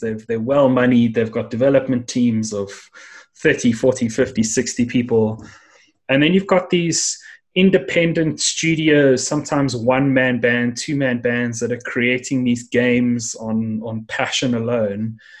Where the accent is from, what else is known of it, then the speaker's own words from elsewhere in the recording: South Africa; there were many people from around the world that somehow ended up here at the bottom end of Africa, and and that's how I ended up uh, coming to to life.